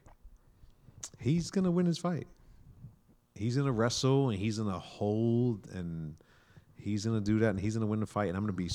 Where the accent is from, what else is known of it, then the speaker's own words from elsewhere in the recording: New York City, New York, United States; moved away; I'm from New York. I grew up in New York. I grew up in the streets